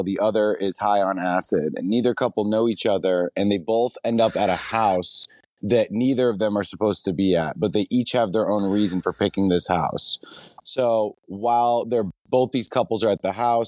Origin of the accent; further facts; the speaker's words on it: New Hampshire, United States; moved away as an adult; also born or lived in New York / Los Angeles; I'm a filmmaker from New Hampshire